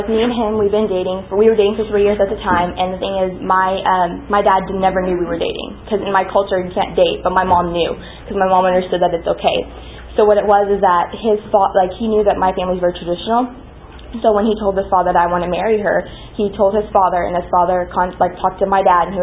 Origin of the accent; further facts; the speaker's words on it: Pakistan; moved away; I was born in Pakistan. My my dad was born in India, raised in China. His entire background's Indian though. My mom was born in Pakistan, raised in Pakistan, but her entire background is Persian and Chinese.